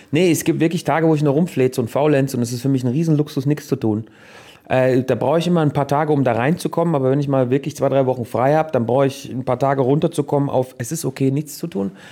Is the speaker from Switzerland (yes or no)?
yes; Switzerland; Guck mal, ich bin ein richtiger Schweizer. Buße heißt es in der Schweiz.